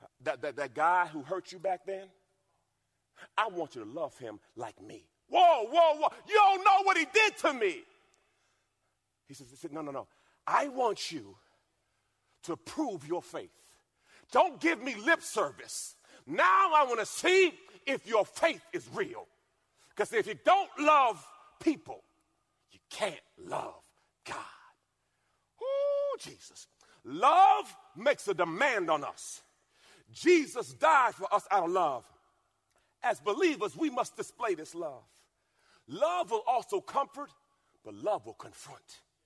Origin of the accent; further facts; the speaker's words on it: Louisiana, United States; I'm from Louisiana.